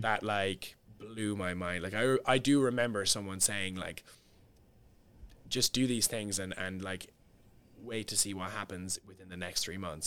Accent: Cork, Munster, Ireland; moved away as an adult; also born or lived in London; my hometown is Cork

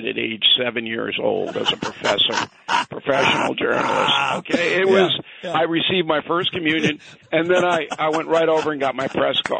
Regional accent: Levittown, New York, United States; also born or lived in Manhattan, New York; I was raised in Levittown, born in Manhattan, raised in Levittown because my parents couldn't afford to live in Manhattan.

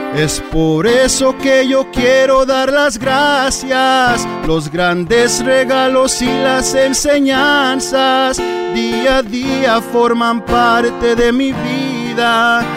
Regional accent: Orange County, California, United States; yo soy nacido aquí en Orange County, pero mi papá es de Tepa y mamá es de Talpa de en Jalisco.

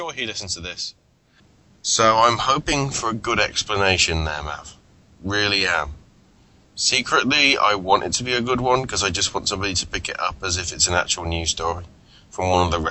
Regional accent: England, United Kingdom; I'm English

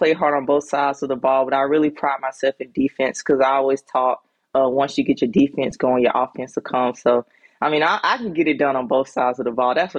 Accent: Sandersville, Georgia, United States; also born or lived in Greenwood, South Carolina; Well, actually, I was just born in Greenwood, South Carolina. I was raised in Sandersville, Georgia. Okay. So that's like 2 hours from Atlanta.

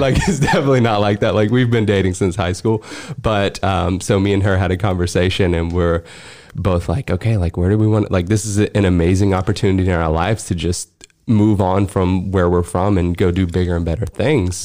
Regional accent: Alabama, United States; moved away as an adult; now in Los Angeles, United States; I'm from Alabama. Me and Laura both grew up when we met in high school, and I went to college in Alabama

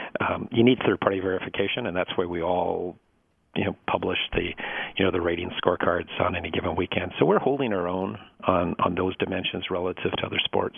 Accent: Northwest, United States; And I grew up in the Northwest, and there wasn't a track, so I couldn't go to a live race that was nearby.

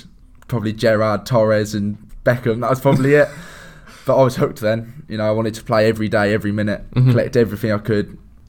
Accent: Northamptonshire, East Midlands, United Kingdom; We're all from Northamptonshire.

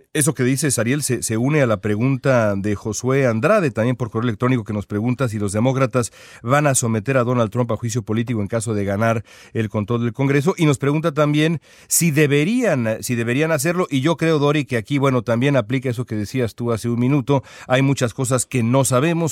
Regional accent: Mexico; now in Los Angeles, United States; nosotros que somos mexicanos

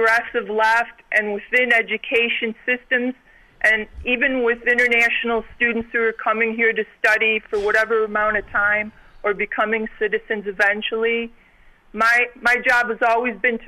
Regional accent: Chicago, Illinois, United States; moved away as an adult; now in Tucson, United States; I just moved to Tucson recently, but I was born and raised in Chicago, Illinois

